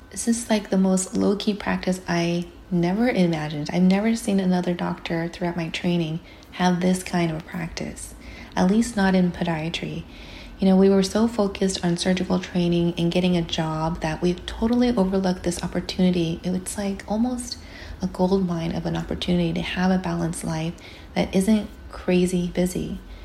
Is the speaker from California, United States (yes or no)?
yes; California, United States; as a Californian